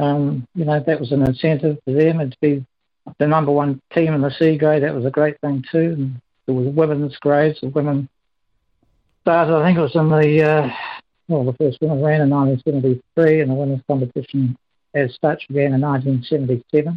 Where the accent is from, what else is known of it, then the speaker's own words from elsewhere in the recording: Timaru, Canterbury, New Zealand; I come from Timaru. I was a Harrier with the Timaru Harrier Club